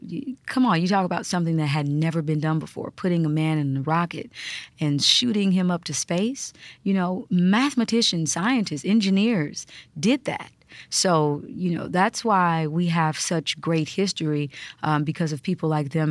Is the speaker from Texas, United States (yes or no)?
no; Kansas, United States; born or raised there; moved away